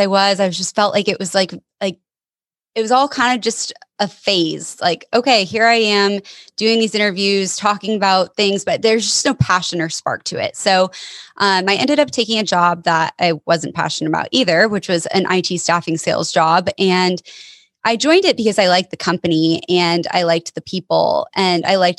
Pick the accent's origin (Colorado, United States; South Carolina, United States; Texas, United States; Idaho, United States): Colorado, United States; Denver; moved away as an adult; now in Portland, United States; I'm originally from Denver, Colorado